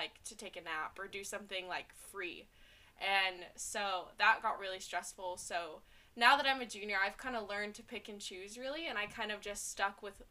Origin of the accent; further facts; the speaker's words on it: Little Rock, Arkansas, United States; I'm from Little Rock, Arkansas.